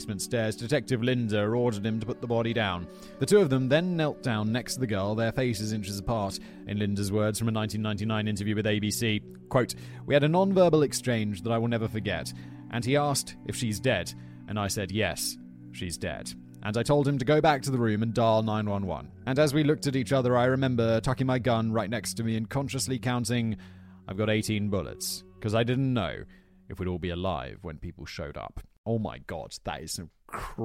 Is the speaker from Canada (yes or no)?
no; United Kingdom; moved away; I describe myself as British